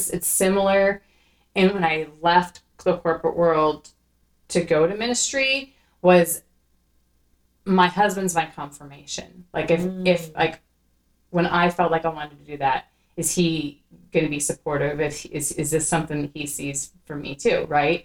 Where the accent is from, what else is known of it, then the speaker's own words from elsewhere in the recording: Iowa, United States; I'm also a white girl from Iowa